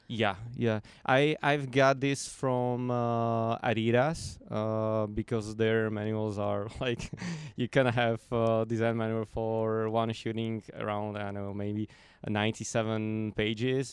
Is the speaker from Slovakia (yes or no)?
yes; Slovakia; I'm from Slovakia